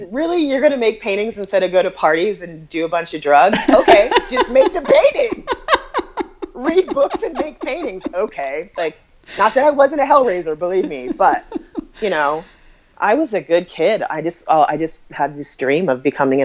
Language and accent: English; Des Moines, Iowa, United States; moved away as an adult; also born or lived in Brooklyn, New York; I'm from Des Moines, Iowa.